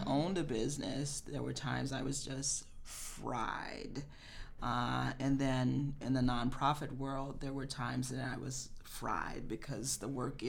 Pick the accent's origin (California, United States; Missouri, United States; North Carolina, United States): Missouri, United States; Kansas City; moved away as an adult; now in Chicago, United States; I was born and raised in Kansas City, Missouri.